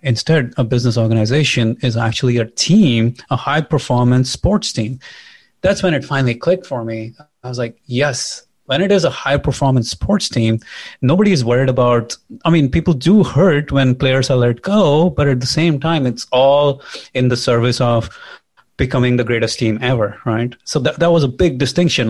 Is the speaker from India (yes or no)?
yes; India; moved away as an adult; now in United States; I'm an immigrant, I'm from India